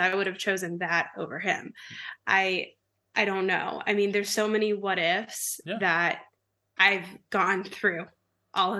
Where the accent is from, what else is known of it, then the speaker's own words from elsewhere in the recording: Kentucky, United States; I grew up in Kentucky, so there's a lot of cows around where I grew up